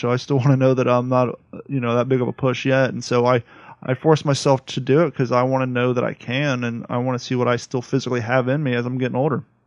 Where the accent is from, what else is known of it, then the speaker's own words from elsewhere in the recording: Columbus, Ohio, United States; moved away; also born or lived in Grove City, Ohio / California; I grew up in Columbus